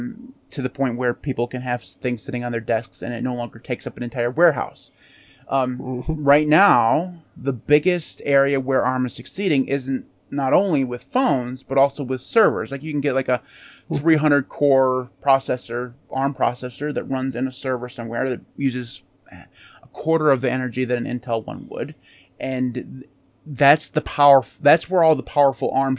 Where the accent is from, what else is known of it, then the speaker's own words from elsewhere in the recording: United States; we're American